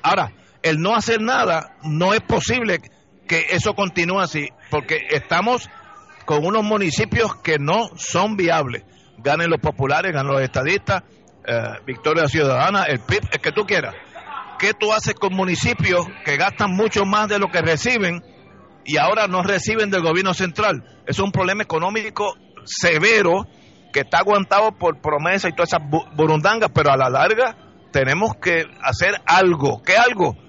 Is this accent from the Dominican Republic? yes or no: no; Puerto Rico; born or raised there